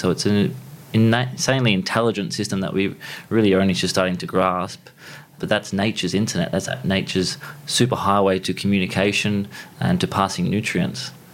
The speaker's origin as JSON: {"language": "English", "town": "Harvey", "region": "Western Australia", "country": "Australia", "tie": "born or raised there", "said": "Grew up uh, in southwest of WA, so down sort of on the, on the trajectory towards Margaret River is a town called Harvey, so a small country town"}